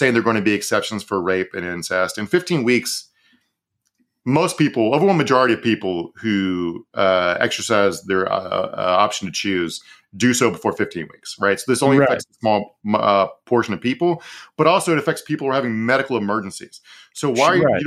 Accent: Virginia, United States; my home state of Virginia

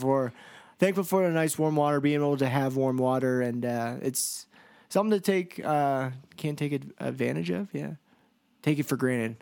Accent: United States; I was from the United States

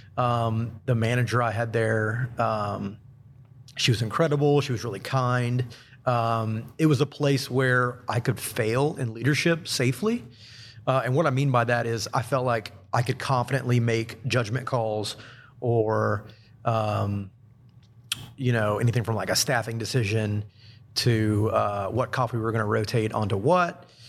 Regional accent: Huntsville, Alabama, United States; also born or lived in Central Florida; I was born and raised here in Huntsville

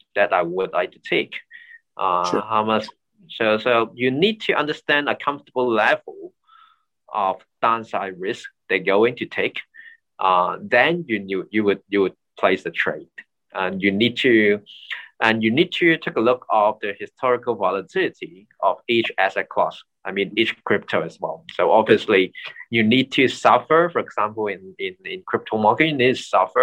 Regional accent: Hong Kong; I'm born and raised in Hong Kong

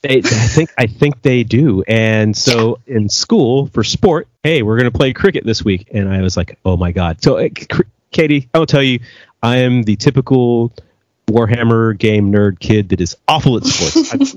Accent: United States; moved away; I grew up in America

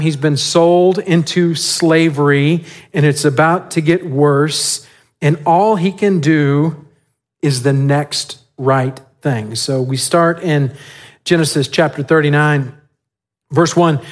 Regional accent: West Texas, United States; now in San Antonio, United States; I grew up in West Texas

